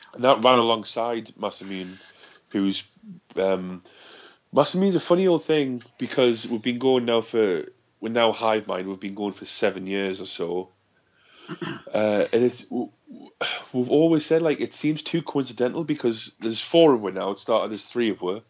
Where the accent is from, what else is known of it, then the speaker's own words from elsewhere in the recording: South Shields, North East England, United Kingdom; I'm from South Shields